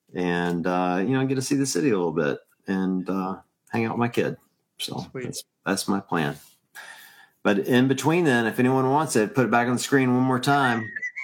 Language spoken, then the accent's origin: English; Tupelo, Mississippi, United States; now in Cleveland, United States; I'm from currently in Cleveland, Ohio, but I'm originally from Tupelo, Mississippi. I'm a hillbilly at heart.